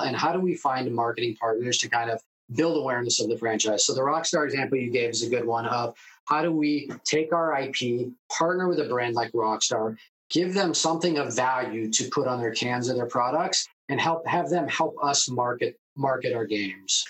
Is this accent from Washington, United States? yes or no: yes; Seattle, Washington, United States; also born or lived in New York; grew up in Seattle.